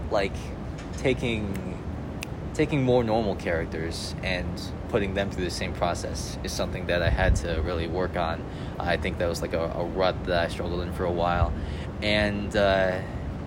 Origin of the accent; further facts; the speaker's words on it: Vernon Hills, Illinois, United States; I'm from Vernon Hills, Illinois. So that's like a small town about an hour outside Chicago